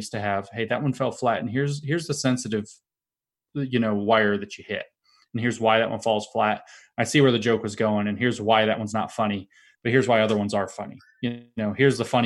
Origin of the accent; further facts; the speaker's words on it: Appalachia, United States; I'm from Appalachia.